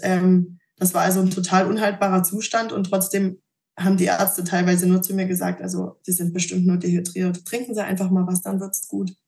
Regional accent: Thuringia, Germany; bin zurück in meinen Heimatort nach Thüringen gezogen

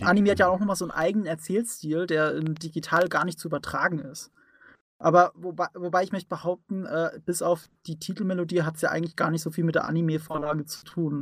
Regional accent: Rhineland-Palatinate, Germany; ich komme aus der Pfalz und da äh, sagt man äh, mit dem Dialekt

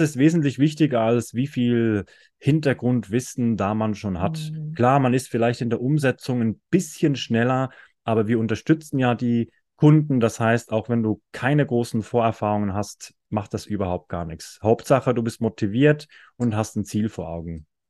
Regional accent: Switzerland; ich komme aus der Schweiz

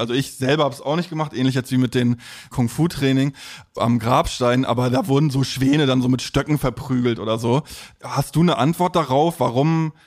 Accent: East Germany, Germany; in der Nachwendezeit in einem Plattenbauviertel im, im Osten aufgewachsen

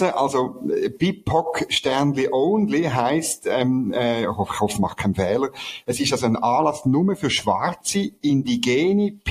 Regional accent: Switzerland; Also ich als Schweizer könnte teilnehmen, oder?

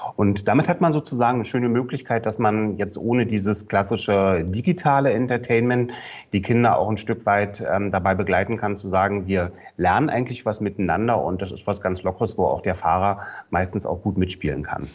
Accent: Berlin, Germany; ich komme ja aus Berlin

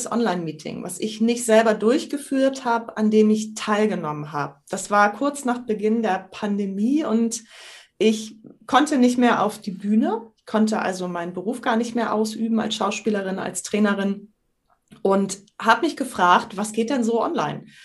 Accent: Sylt, Schleswig-Holstein, Germany; also born or lived in Kiel; Ich bin gebürtige Sylterin, ein echtes Nordlicht, bin 50 Jahre alt, studierte Sprachwissenschaftlerin und begeisterte Improvisateurin.

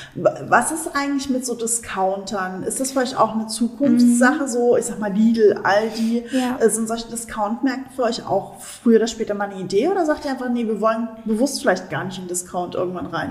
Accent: Saxony, Germany; als Sachse ähm, bin ich auch so ein Leberwurstkind.

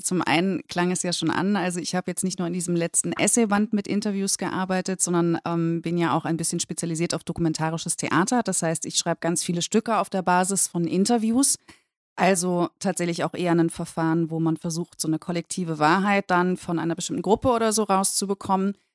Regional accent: West Germany, Germany; aus meiner Warte als Westdeutsche

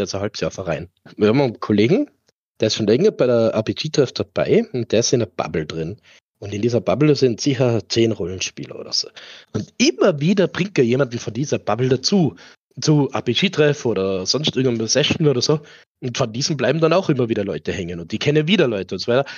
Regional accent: Tyrol, Austria; bei uns in Tirol

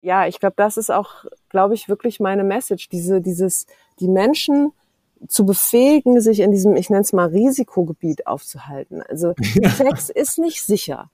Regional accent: Berlin, Germany; ich bin auch echte Berlinerin

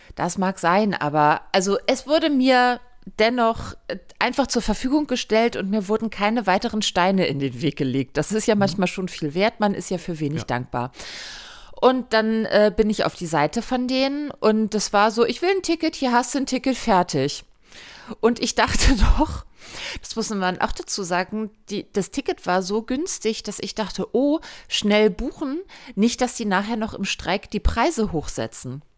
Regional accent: Hamburg, Germany; in Hamburg ist es so, meine Heimatstadt

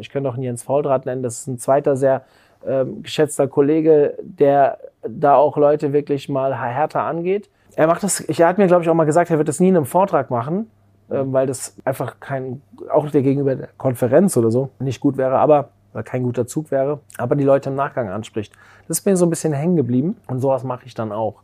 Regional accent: Frankfurt suburbs, Hesse, Germany; ich bin im Frankfurter Speckgürtel aufgewachsen

